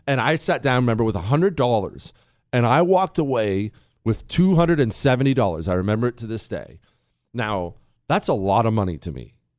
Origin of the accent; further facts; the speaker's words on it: Ohio, United States; also born or lived in Montana; Remember, I grew up in Ohio and Montana.